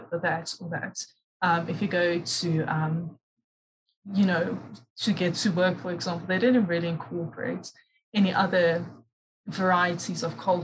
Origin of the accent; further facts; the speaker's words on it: South Africa; also born or lived in Durban, South Africa; being South African, you know, you get exposed to different African cultures.